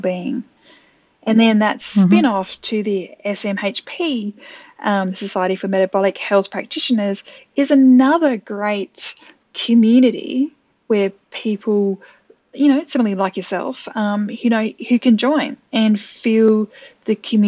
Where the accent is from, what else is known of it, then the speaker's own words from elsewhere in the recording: Adelaide, South Australia, Australia; I actually typed in my hometown, Adelaide in South Australia